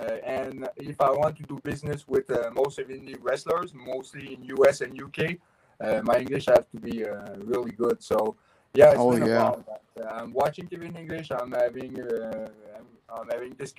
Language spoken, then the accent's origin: English; Quebec, Canada; I'm French Canadian.